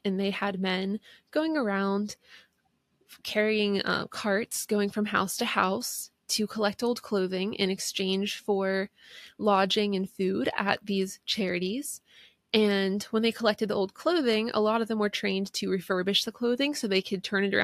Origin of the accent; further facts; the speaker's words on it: East Coast, United States; I'm from the East Coast